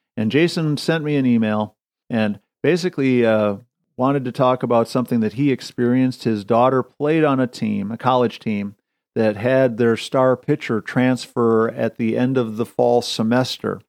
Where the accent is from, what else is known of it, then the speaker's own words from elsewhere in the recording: Wisconsin, United States; me growing up in Wisconsin, being a Packer fan